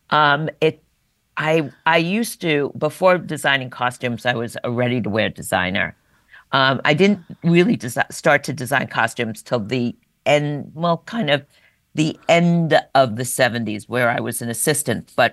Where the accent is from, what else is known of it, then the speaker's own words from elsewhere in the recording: New York, United States; New York. And once a New Yorker, you never